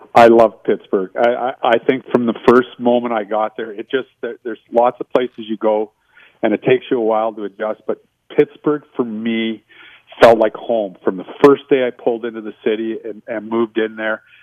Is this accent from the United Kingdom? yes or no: no; Winnipeg, Manitoba, Canada; also born or lived in Zweibrücken, Germany; and then moved back to Winnipeg.